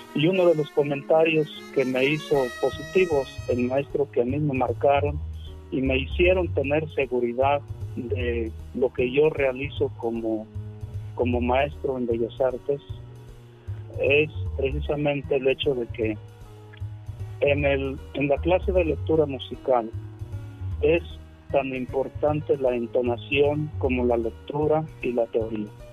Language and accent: Spanish; Ciudad Fernández, San Luis Potosí, Mexico; now in San Luis Potosí, Mexico; yo estudié la primaria en, en, la escuela Álvaro Obregón, en la comunidad en donde yo nací, en Morillo, Ciudad Fernández, San Luis Potosí. Al terminar la primaria me trasladé en 1978 aquí a la ciudad de San Luis Potosí